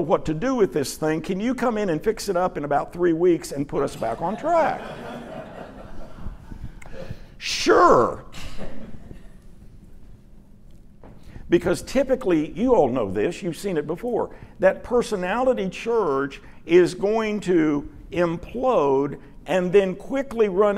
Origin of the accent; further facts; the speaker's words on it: Dallas, Texas, United States; I grew up in Dallas pretty much. Moved here in 68 when I was 11